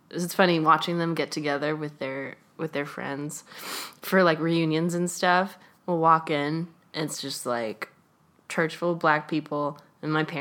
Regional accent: California, United States; So I'm from the Bay Area.

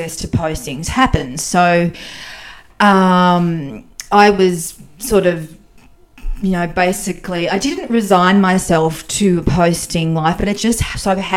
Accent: Tatura, Victoria, Australia; moved away as an adult; also born or lived in Warrnambool, Victoria / Hong Kong / Ottawa / Ankara; I was born in Warrnambool on the beautiful South Victorian coast. And then I grew up in the Goulburn Valley

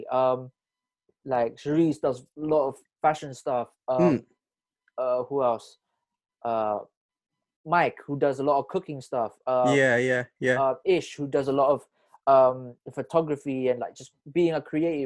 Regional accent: Bristol, South West England, United Kingdom; I'm a guy from Bristol, and that's living in Bristol

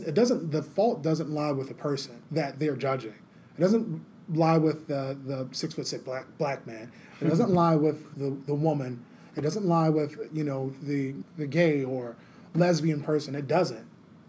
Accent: the South, United States; Like, for me, I'm from the South. They have this dialect. It's called Geechee Gullah.

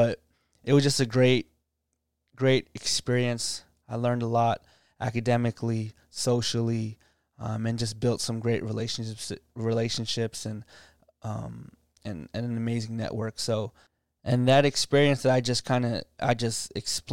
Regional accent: D.C. area, Northern Virginia, United States; in our middle school days in the Northern Virginia, D.C. area around my hometown

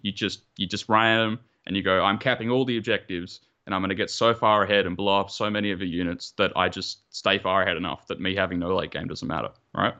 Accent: Melbourne, Victoria, Australia; moved away as an adult; now in Japan; I'm originally from Melbourne, uh, part of the Model Citizens Club, but recently moved to Japan

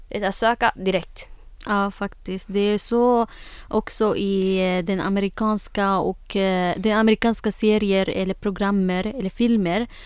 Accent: Syria; Swedish is a second language; now in Sweden; jag flyttade från Syrien till, här, till eh, Sverige.

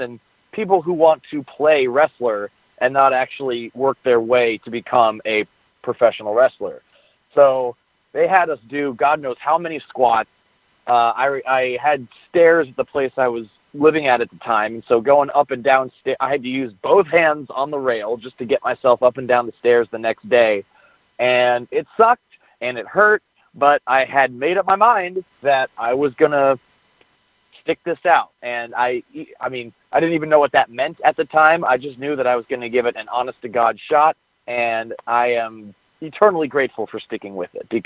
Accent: Mill Valley, California, United States; also born or lived in Berkeley, California / Chico, California; I grew up in Mill Valley, which is just north of the San Francisco Bay Area.

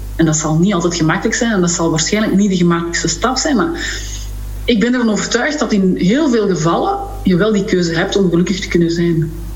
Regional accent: Sint-Job-in-'t-Goor, Flanders, Belgium; vanaf mijn acht jaar in Sint-Job in Schoor, dus daar was ook wel heel veel ruimte om te spelen

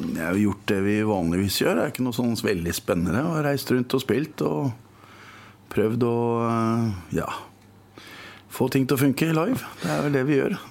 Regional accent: Moss, Østfold, Norway; i Moss, min hjemby

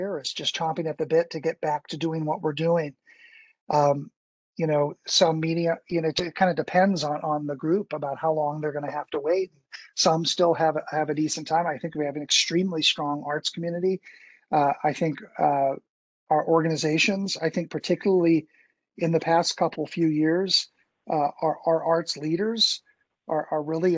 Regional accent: Bowling Green, Kentucky, United States; also born or lived in Chicago; now in Louisville, United States; I grew up in Bowling Green and I was in Chicago as an actor

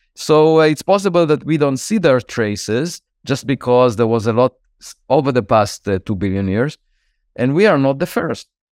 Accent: Israel; moved away as an adult; now in United States; I was born in Israel

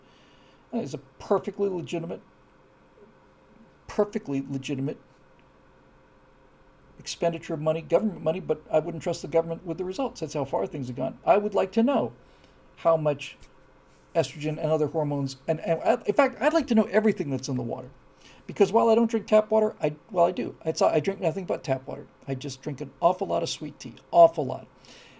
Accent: Bermuda; we grew up on rainwater in Bermuda

